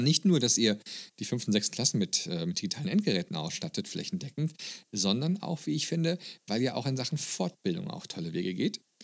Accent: Germany; als Deutscher

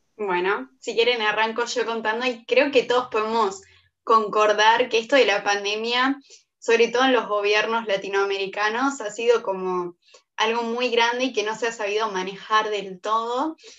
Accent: Colonia, Uruguay; yo soy de Colonia

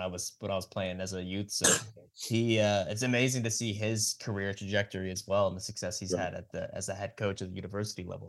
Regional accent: Cape Breton, Nova Scotia, Canada; I myself, I'm from Cape Breton, born and raised

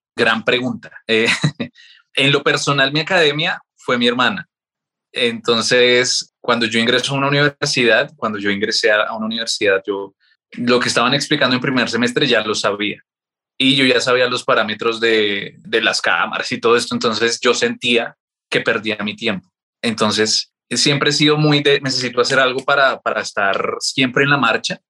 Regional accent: Bogotá, Colombia; mi familia es boyacense, yo no soy boyacense, casi, pero nací acá en Bogotá. Vivíamos en el sur de Bogotá

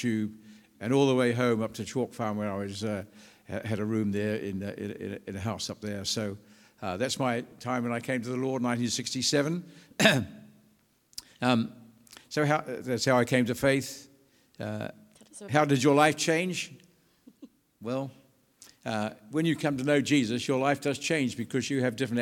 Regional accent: New Zealand; moved away as an adult; now in England; I'm from New Zealand. I was born and educated in New Zealand.

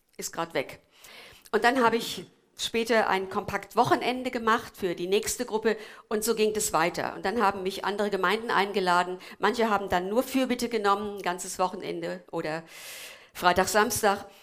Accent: Korbach / Twistetal area, Hesse, Germany; moved away; aus meiner Heimat

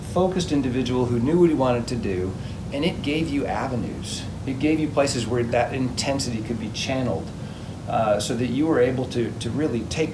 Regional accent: Tucson, Arizona, United States; now in Dallas, United States; I grew up in Tucson, Arizona

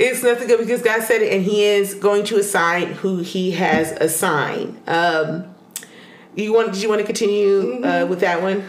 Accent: United States; we as American

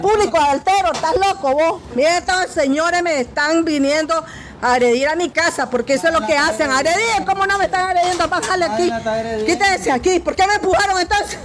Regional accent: Nicaragua; como ciudadana nicaragüense

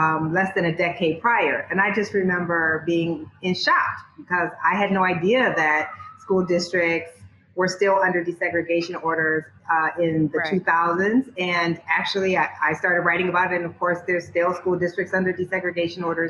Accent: Waterloo, Iowa, United States; I grew up on the Black side of town

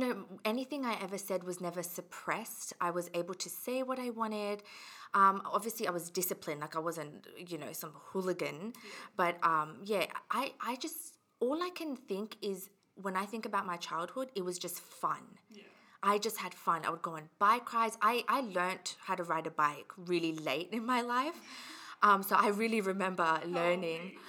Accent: Australia; also born or lived in England / Fiji (ancestry) / India (ancestry); I was born in England. And then I moved to Australia when I was about 8 or 9, so in 2003

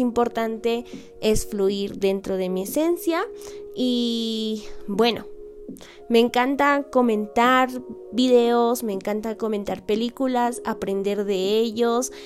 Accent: Peru; soy peruana de nacimiento y amante de mi cultura

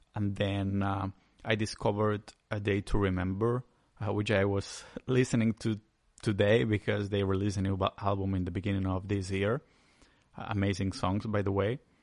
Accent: Spain; accent: Spanishy; English is a second language

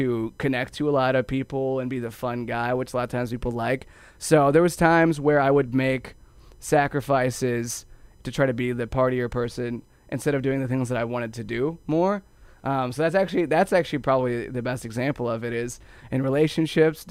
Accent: Ohio, United States; I grew up in Ohio

